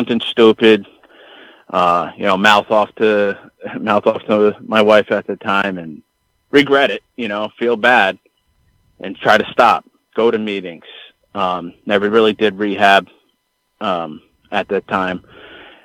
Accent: Connecticut, United States; growing up in Connecticut and, you know, the mid-90s

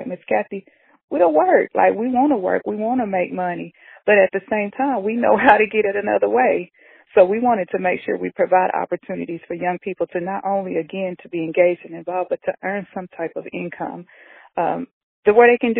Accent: Knoxville, Tennessee, United States; I'm a native from Knoxville

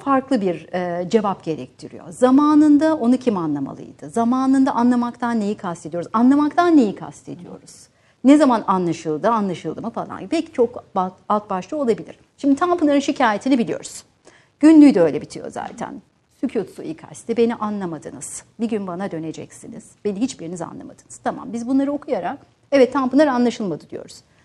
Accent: Van, Turkey; moved away; Van'da dünyaya geldim ve ilk öğrenimde orada gördüm, orta öğrenimde.

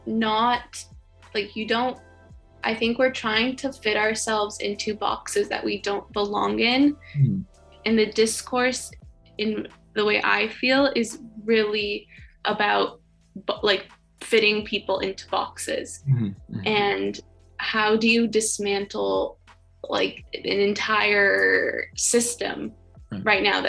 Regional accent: Canada; growing up in Canada.

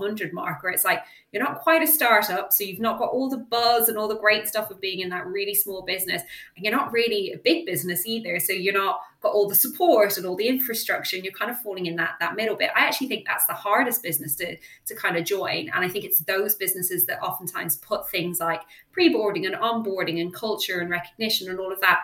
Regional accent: Ireland; I'm Irish

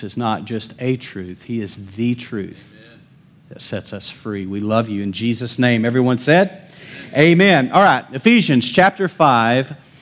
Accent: Lubbock, Texas, United States; I'm from Lubbock

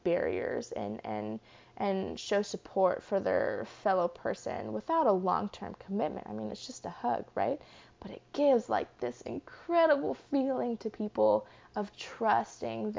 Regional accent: Charlottesville, Virginia, United States; when I was growing up in Charlottesville in Virginia

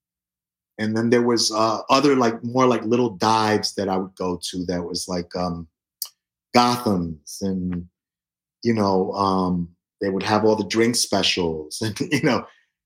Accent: New York City, New York, United States; I was born in the South Bronx when it was burning and when Son of Sam was around shooting people. That's kind of, you know, what I remember about growing up on 149th Street and Tintin Avenue

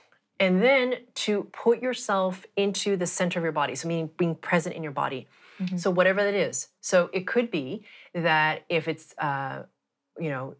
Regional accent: Montreal, Quebec, Canada; I grew up in Montreal, so Canada, where it's very bloody cold

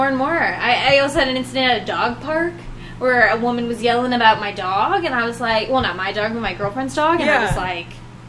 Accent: the South, United States; now in Las Vegas, United States; I grew up in the South, so it's like I have this, like, sort of, like, charm, be always nice.

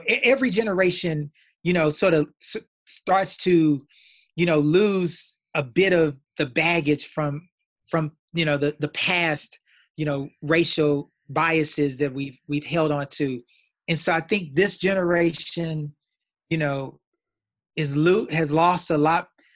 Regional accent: Austin, Texas, United States; I grew up in Austin, Texas, went to the top high

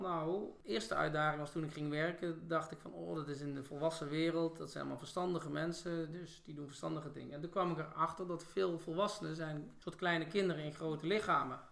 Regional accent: North Brabant, Netherlands; moved away as an adult; also born or lived in Rotterdam; Opgegroeid in Brabant

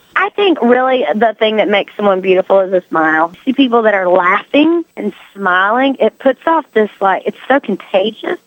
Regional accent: North Carolina, United States; North Carolina, which is my home state

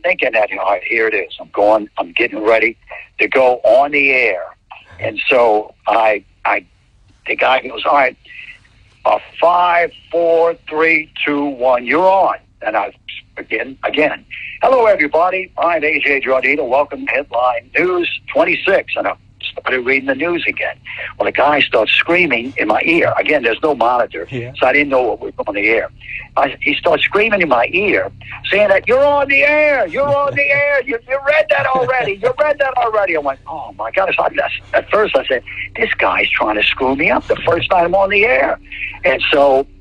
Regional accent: New Orleans, Louisiana, United States; moved away; I'm from New Orleans.

